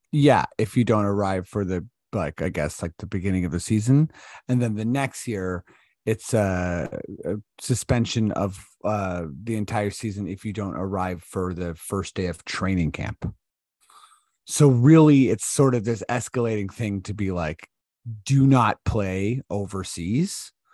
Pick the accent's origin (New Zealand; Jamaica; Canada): Canada; Toronto, Ontario; we're from Toronto